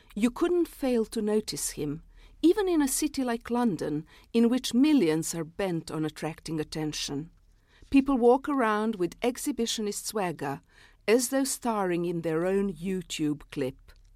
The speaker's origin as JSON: {"language": "English", "country": "Serbia", "first_language": "Serbian", "second_language": "English", "moved": "as an adult"}